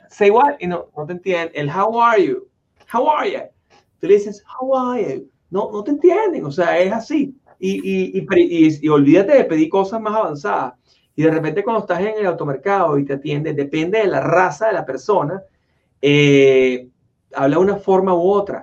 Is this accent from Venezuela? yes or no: yes; Venezuela; now in United States; somos oriundos ambos de Venezuela